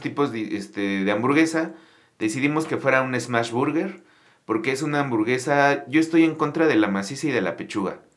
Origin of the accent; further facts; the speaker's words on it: Mexico City, Mexico; yo soy de aquí, de la Ciudad de México.